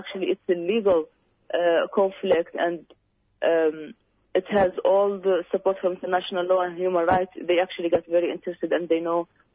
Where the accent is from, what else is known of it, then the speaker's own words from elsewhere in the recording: Western Sahara; now in Australia; We as Sahrawis, as I told you, we're from Africa